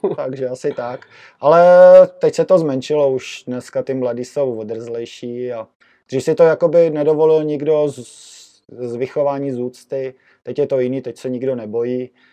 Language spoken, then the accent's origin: Czech; Jičín, Hradec Králové Region, Czechia; moved away as an adult; also born or lived in Prague; now in Stará Boleslav, Czechia; první rok jsem dojížděl z Jíčína do Prahy na, do školy